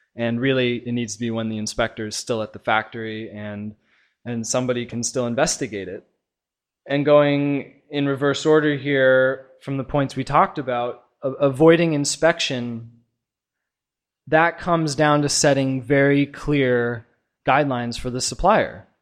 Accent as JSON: {"language": "English", "town": "Portland", "region": "Oregon", "country": "United States", "moved": "as an adult", "lives_now": "China", "said": "I'm from Portland, Oregon, and I've been here in China"}